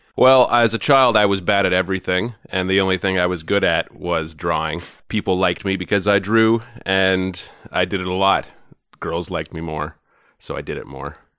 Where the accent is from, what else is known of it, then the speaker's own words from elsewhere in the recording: Goderich, Ontario, Canada; moved away as an adult; also born or lived in Toronto; I grew up in a town called Goddardge, Ontario